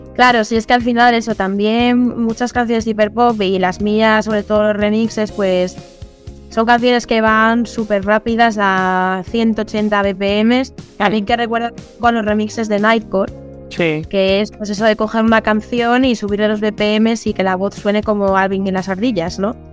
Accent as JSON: {"language": "Spanish", "region": "Asturias", "country": "Spain", "also_born_or_lived": "Madrid / Seville", "said": "soy asturiana eh, y bueno, ya he vivido eh, eh, un año en Madrid, también he vivido en Sevilla"}